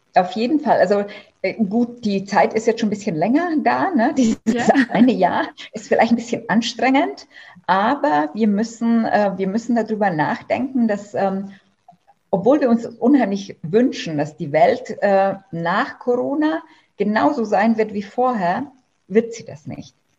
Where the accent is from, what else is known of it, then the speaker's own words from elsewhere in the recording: Germany; bei uns in Deutschland